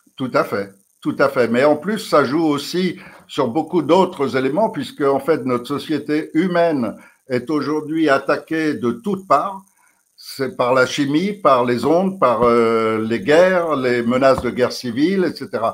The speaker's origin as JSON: {"language": "French", "country": "France", "said": "On est Français"}